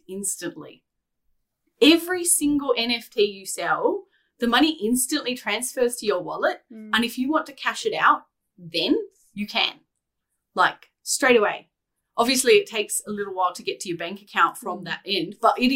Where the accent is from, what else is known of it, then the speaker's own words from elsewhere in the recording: Australia; as an Australian